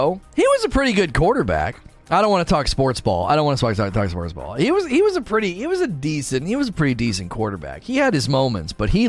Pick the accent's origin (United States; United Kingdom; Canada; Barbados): United States; Canton, Ohio; moved away; I grew up in Ohio with the lake effect snow, moved to Texas. They have no clue how to drive in the snow. Oh, you did? I grew up in Canton, Ohio.